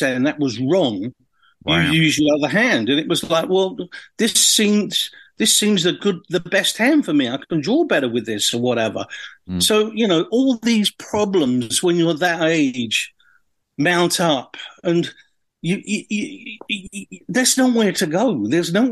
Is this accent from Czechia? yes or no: no; Orpington, London, United Kingdom; I grew up in, I was born in Orpington, if you can refrain from laughing. Not much happens in Orpington. You know, I lived on the Ramsden Estate